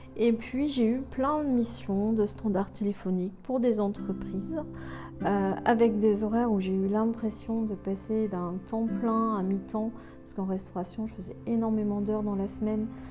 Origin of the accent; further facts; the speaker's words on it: Saint-Nazaire, Pays de la Loire, France; je suis née à Saint-Nazaire en mille neuf cent soixante et onze